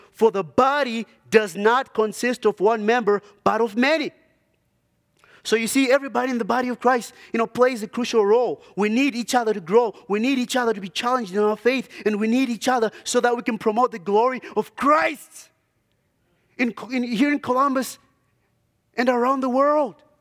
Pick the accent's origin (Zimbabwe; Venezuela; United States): Zimbabwe; moved away; I grew up in, uh, Zimbabwe